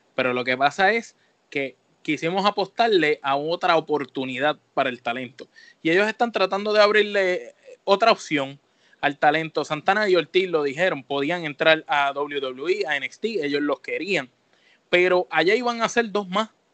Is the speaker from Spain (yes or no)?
no; Puerto Rico; nosotros que somos de Puerto Rico